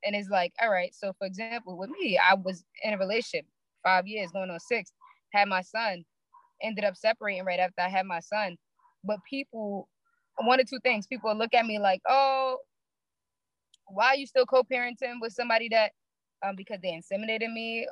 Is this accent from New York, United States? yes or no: yes; New York City, New York, United States; I'm from Brooklyn, New York. Marcy Projects to be exact